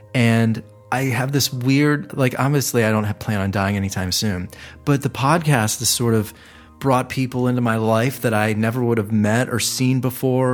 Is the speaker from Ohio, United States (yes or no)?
yes; Cleveland, Ohio, United States; now in Los Angeles, United States; Cleveland, apparently, my hometown